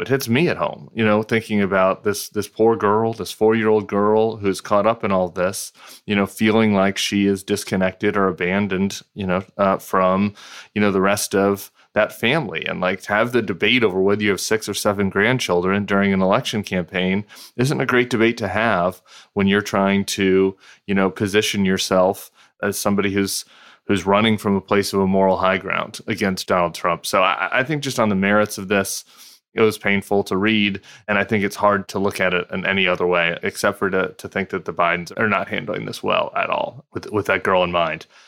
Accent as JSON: {"language": "English", "region": "California", "country": "United States", "also_born_or_lived": "Louisiana", "said": "as a Californian slash Louisiana"}